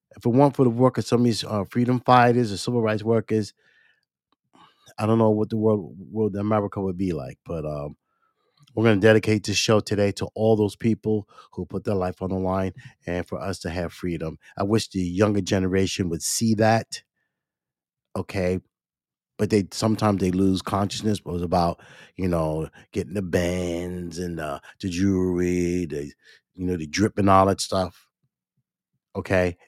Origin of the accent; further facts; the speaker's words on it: East Coast, United States; I was born on the East Coast